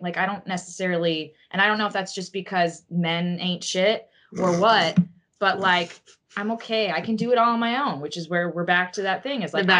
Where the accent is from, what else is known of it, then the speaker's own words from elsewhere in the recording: the South, United States; I'm from the South